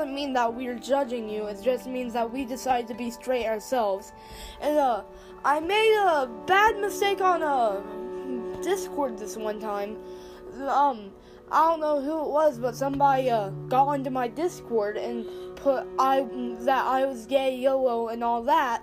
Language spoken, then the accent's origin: English; United States; accent: southern